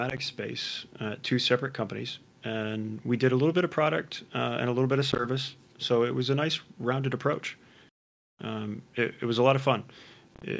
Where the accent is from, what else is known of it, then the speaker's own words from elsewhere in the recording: Midwest, United States; I grew up in the Midwest, much like you. I was on a farm